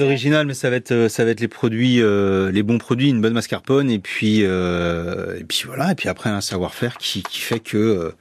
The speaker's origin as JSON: {"language": "French", "region": "Brittany", "country": "France", "moved": "as an adult", "lives_now": "Landes, France", "said": "Je suis parti de Bretagne pour faire une saison et je suis resté"}